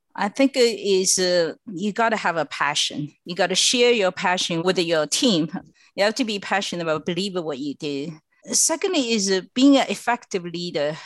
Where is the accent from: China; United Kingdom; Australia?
China; now in United States; I was born and raised in China